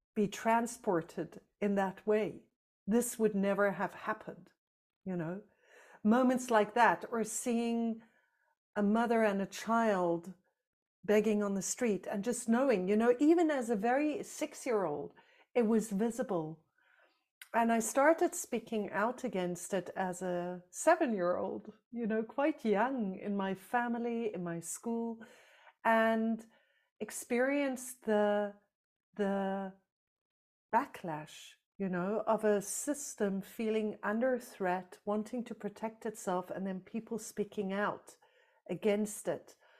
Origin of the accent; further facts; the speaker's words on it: South Africa; moved away; I grew up in South Africa under apartheid